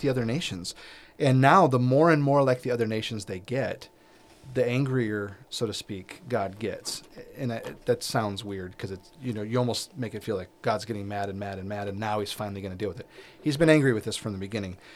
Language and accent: English; United States